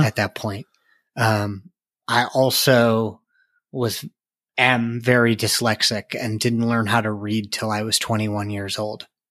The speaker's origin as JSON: {"language": "English", "area": "outside Chicago", "region": "Illinois", "country": "United States", "tie": "born or raised there", "moved": "yes", "lives_now": "Colorado, United States", "said": "I grew up outside Chicago"}